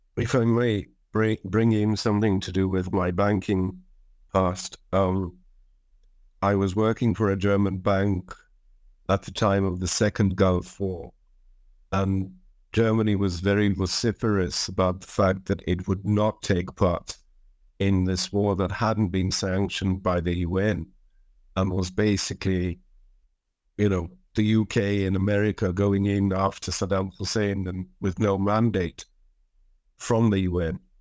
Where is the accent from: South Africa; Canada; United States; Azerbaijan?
South Africa; moved away; also born or lived in Israel; as a teenager, as a child in South Africa